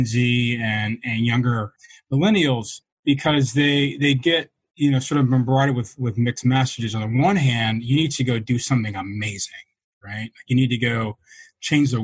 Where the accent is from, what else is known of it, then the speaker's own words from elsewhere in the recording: Atlanta, Georgia, United States; I was raised in Atlanta, Georgia